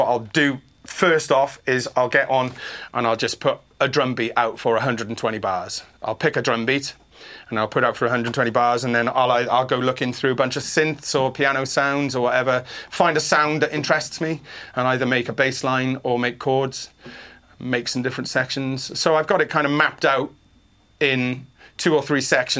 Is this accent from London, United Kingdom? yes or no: no; Wales, United Kingdom; now in San Diego, United States; I'm from Wales. We all sing